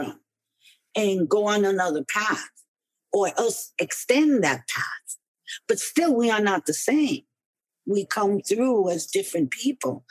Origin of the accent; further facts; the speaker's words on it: New York City, New York, United States; growing up in New York.